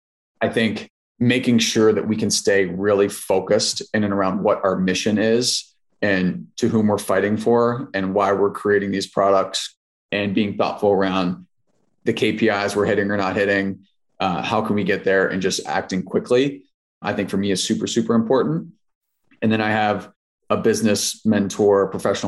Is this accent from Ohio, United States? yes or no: yes; Southwest Ohio, United States; I'm from Southwest Ohio